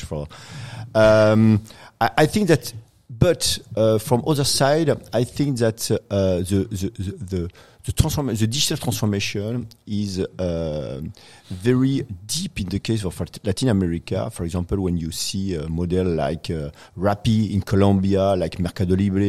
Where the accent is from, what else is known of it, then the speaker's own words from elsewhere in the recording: Paris, Île-de-France, France; now in Chile; I'm from France.